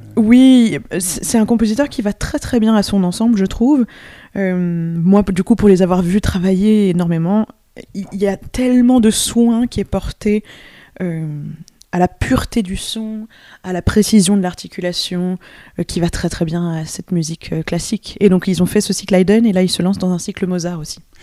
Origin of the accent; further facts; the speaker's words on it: France; first language French; also born or lived in New York, United States; je suis pas du tout américaine, mais je suis française. Mais il se trouve que je me trouvais à New York à ce moment-là